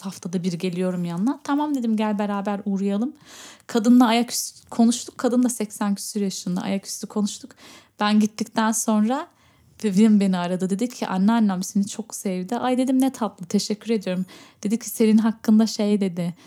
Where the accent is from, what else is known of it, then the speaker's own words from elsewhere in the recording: Berlin, Germany; burada doğdum, büyüdüm